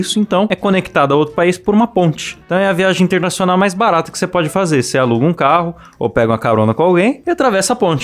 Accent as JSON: {"language": "Portuguese", "region": "São Paulo", "country": "Brazil", "tie": "born or raised there", "said": "quando eu era criança em São Paulo"}